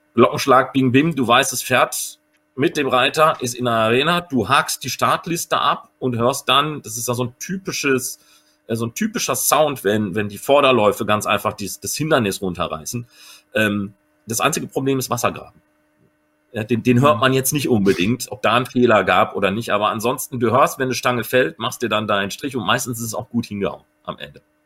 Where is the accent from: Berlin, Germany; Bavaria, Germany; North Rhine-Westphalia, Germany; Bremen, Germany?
North Rhine-Westphalia, Germany; Recklinghausen; ich bin auch Westfale